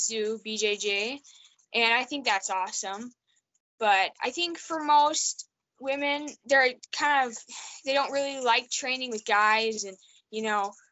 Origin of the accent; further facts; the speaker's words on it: Potomac, Montana, United States; now in Missoula, United States; So I grew up in Potomac, Montana.